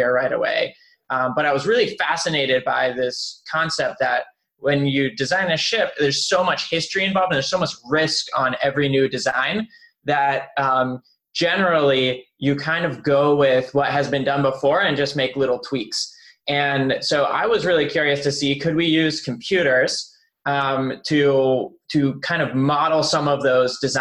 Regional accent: Pittsburgh, Pennsylvania, United States; also born or lived in Berlin, Germany; I was born in Berlin, grew up there, and then moved to Pittsburgh. So I grew up in Pittsburgh

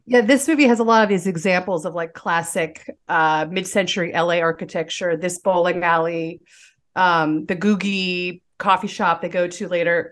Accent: Santa Monica, California, United States; this shot of the beach is my childhood in a nutshell. This is Santa Monica Beach

